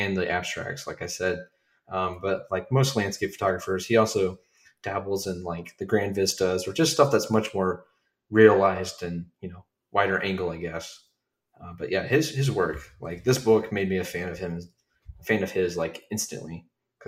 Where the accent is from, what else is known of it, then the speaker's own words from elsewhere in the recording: Dayton, Ohio, United States; Dayton, Ohio, where I'm